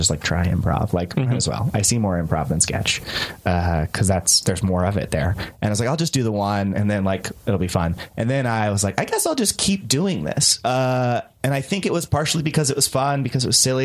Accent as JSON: {"language": "English", "region": "Northern California", "country": "United States", "tie": "born or raised there", "said": "I grew up in Northern California"}